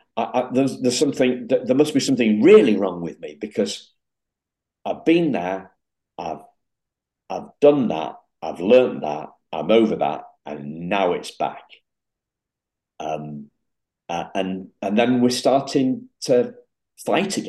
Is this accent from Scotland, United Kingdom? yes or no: no; Yorkshire and the Humber, United Kingdom; also born or lived in Liverpool; I'm from Yorkshire. I've lived in Yorkshire since I was 5 weeks old, when my mum and dad collected me from Liverpool